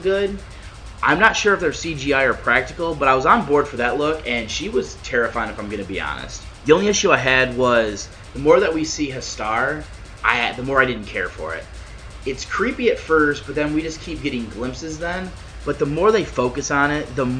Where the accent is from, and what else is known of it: United States